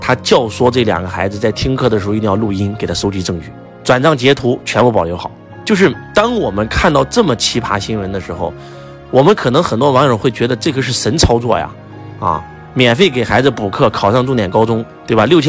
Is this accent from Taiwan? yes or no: no; China; 敬天法祖是我们中国人的信仰